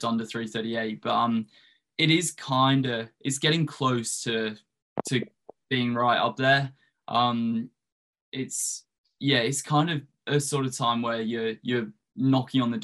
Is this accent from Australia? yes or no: yes; Australia; moved away as an adult; also born or lived in United States; now in England; I was born in England, all my family's from England, grew up in Australia